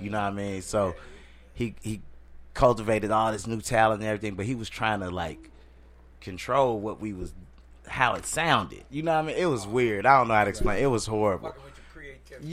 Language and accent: English; St. Louis, Missouri, United States; also born or lived in Seattle / Atlanta; I'm originally from St. Louis